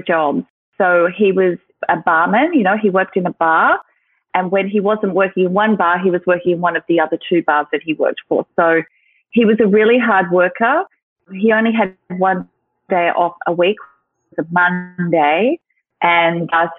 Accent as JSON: {"language": "English", "town": "Sydney", "region": "New South Wales", "country": "Australia", "tie": "born or raised there", "said": "I'm from New South Wales, Sydney, New South Wales. And I grew up here, and this has been my home for my whole life"}